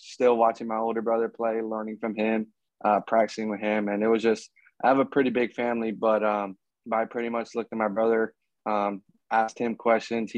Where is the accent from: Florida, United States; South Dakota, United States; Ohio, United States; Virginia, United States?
Florida, United States; moved away; my hometown, Florida